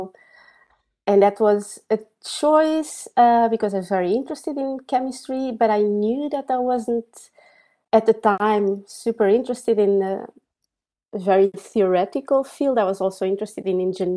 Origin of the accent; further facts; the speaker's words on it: Coimbra, Centro, Portugal; moved away as an adult; I was born in Portugal in a city called Coimbra